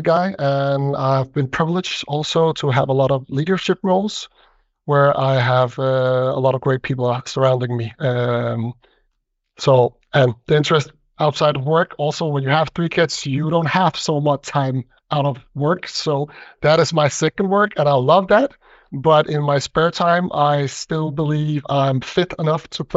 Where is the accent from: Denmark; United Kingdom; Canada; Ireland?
Denmark; I see myself very Danish, born and raised in Denmark